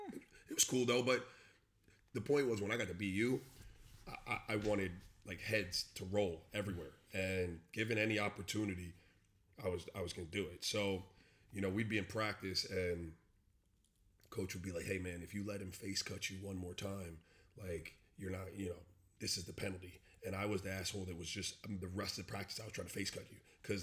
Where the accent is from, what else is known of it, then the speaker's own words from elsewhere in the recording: Miami, Florida, United States; also born or lived in US Virgin Islands; I grew up down here in Miami